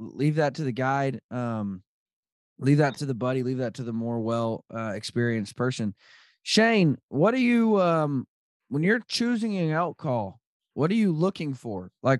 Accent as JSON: {"language": "English", "region": "Arkansas", "country": "United States", "tie": "born or raised there", "said": "I grew up a big duck hunter growing up in Arkansas."}